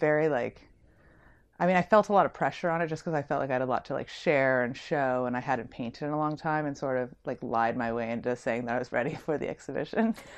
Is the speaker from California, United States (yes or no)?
yes; San Francisco, California, United States; moved away as an adult; also born or lived in New York; I'm from San Francisco.